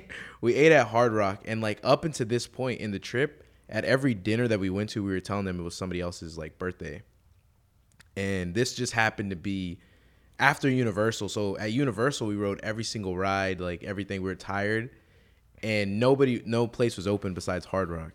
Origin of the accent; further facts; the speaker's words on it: Houston, Texas, United States; I'm from Houston